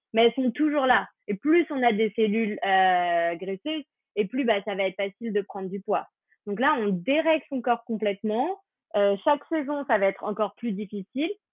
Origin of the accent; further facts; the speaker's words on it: France; on est français